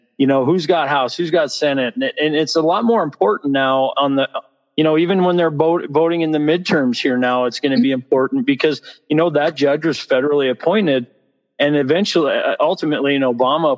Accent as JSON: {"language": "English", "town": "Butte", "region": "Montana", "country": "United States", "tie": "born or raised there", "moved": "yes", "lives_now": "Cody, United States", "said": "I grew up in Southwest Montana, in a little town called Butte, Montana, and grew up hunting and fishing"}